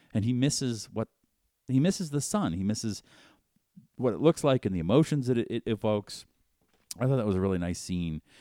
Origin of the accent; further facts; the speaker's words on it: Boston, Massachusetts, United States; I grew up in Boston, and all we were taught in high school, in elementary through high school, was England bad.